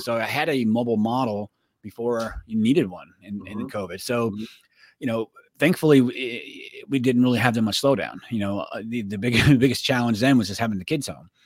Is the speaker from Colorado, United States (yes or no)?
no; Florida, United States; moved away as an adult; also born or lived in Pennsylvania; I grew up in Florida.